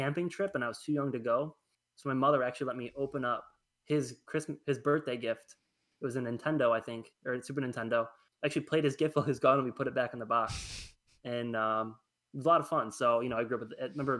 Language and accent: English; Attica, United States; I grew up in Attica